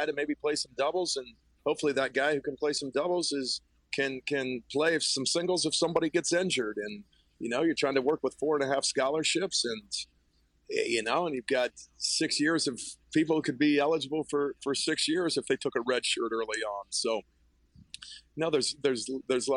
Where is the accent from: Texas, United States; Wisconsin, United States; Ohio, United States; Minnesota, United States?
Ohio, United States; Zanesville; I grew up in Zanesville, Ohio